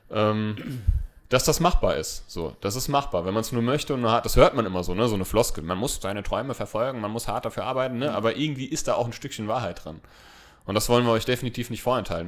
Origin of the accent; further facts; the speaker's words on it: Hesse, Germany; wir kommen aus Hessen, wir, wir, wir lieben den hessischen äh, Dialekt